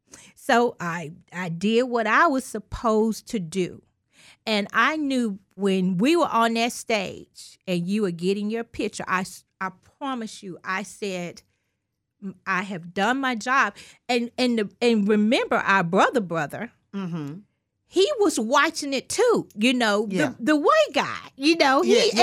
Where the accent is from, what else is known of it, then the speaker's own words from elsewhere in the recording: Mississippi, United States; That's right. I'm from Mississippi, and I knew.